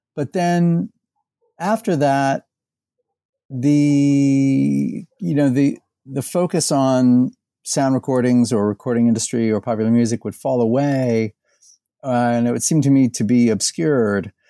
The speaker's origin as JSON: {"language": "English", "town": "Indianapolis", "region": "Indiana", "country": "United States", "tie": "born or raised there", "also_born_or_lived": "Bowling Green, Ohio / Texas", "moved": "as an adult", "lives_now": "Louisville, United States", "said": "I was born in Indiana. I grew up in and around Indianapolis"}